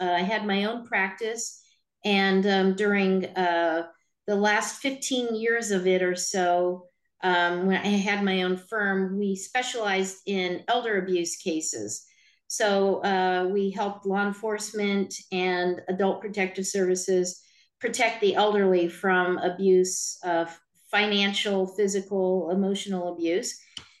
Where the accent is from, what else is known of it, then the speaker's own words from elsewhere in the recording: New Mexico, United States; moved away as an adult; also born or lived in Utah / Albuquerque, New Mexico / Croatia; now in Vancouver, United States; I was born in Utah, in the United States of America. I then grew up in New Mexico and went to law school in Albuquerque, New Mexico. And then after I finished getting my law degree, I moved up to Vancouver, Washington